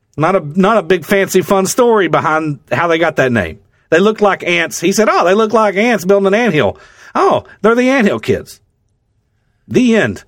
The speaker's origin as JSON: {"language": "English", "region": "the South", "country": "United States", "said": "I'm from the South"}